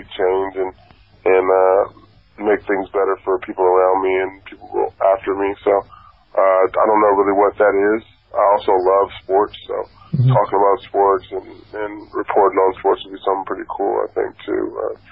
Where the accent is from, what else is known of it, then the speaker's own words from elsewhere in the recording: Phoenix, Arizona, United States; moved away as an adult; also born or lived in Santa Barbara; growing up in Phoenix, not knowing and not having a lot of college offers coming out of high school